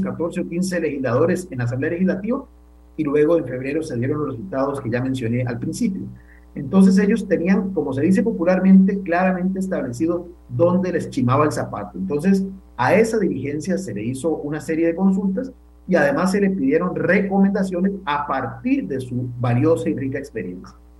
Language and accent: Spanish; Costa Rica